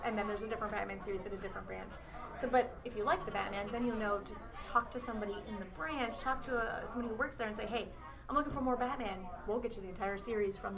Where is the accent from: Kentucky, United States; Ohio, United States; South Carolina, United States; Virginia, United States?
Ohio, United States; I grew up in Ohio